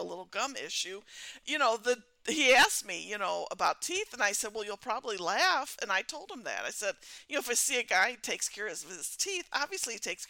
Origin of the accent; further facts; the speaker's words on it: Missouri, United States; I'm from Missouri and we're known as the show me state